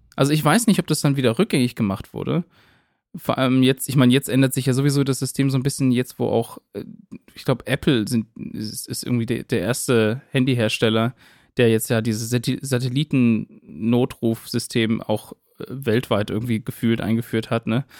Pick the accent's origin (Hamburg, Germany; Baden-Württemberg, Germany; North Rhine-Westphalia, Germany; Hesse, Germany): Baden-Württemberg, Germany; near Winnenden; in Winnenden. Also das ist ja eine Kleinstadt ganz in der Nähe von meiner Heimat.